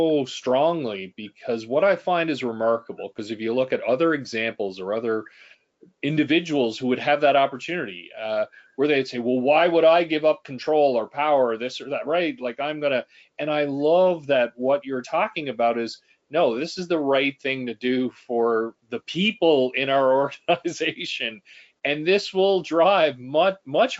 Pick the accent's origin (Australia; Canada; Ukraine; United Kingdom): Canada; as a Canadian